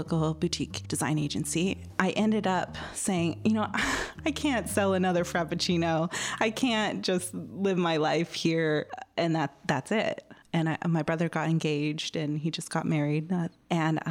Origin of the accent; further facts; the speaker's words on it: Woodinville, Washington, United States; moved away as an adult; also born or lived in Tacoma, Washington / Seattle, Washington; now in London, United Kingdom; I never really left my hometown. I'm from Woodinville, just went down to Tacoma, around Seattle.